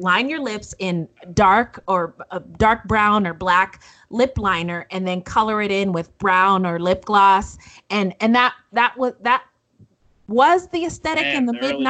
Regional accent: Northern California, United States; I grew up in Northern California, and I met my husband and went to college in Southern California

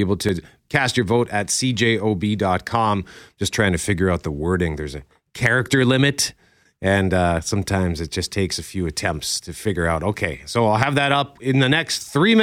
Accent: Winnipeg, Manitoba, Canada; as a Transconian

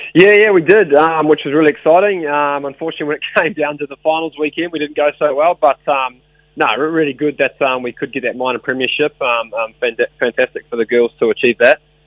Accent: Wellington, New Zealand; in Wellington, which is uh, my hometown

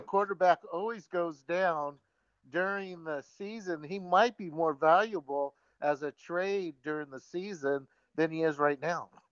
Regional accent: Yuba City, California, United States; I'm from Yuba City

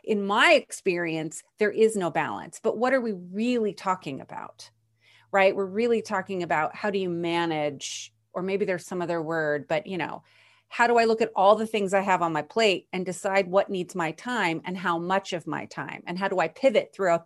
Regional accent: United States; as American women

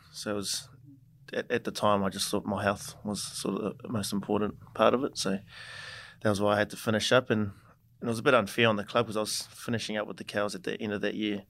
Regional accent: New Zealand; moved away as an adult; now in Brisbane, Australia; I played a game with my brothers for my hometown team, Taurua

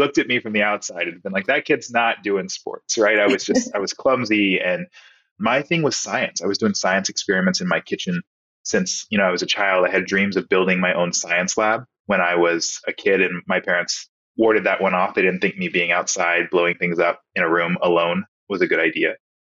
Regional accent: Nebraska, United States; born there; So I was born in Nebraska to two incredible parents.

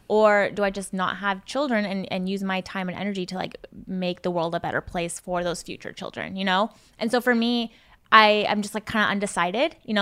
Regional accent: Seattle, Washington, United States; I'm from Seattle

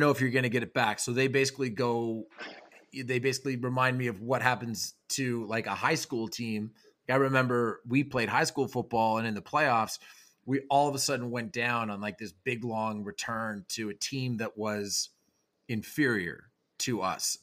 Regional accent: Canada; I'm Canadian

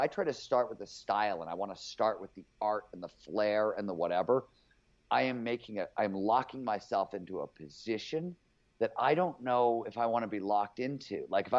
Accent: Cleveland, Ohio, United States; I was growing up in Cleveland before there was cable TV there.

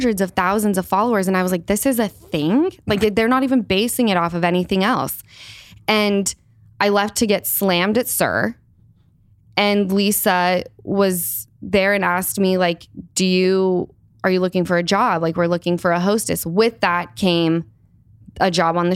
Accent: Salt Lake City, Utah, United States; moved away; I grew up in Salt Lake

